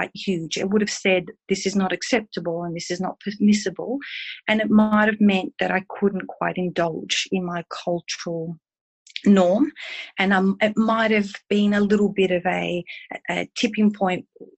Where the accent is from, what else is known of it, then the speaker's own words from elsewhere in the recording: Ballarat, Victoria, Australia; also born or lived in Italy; I grew up in Ballarat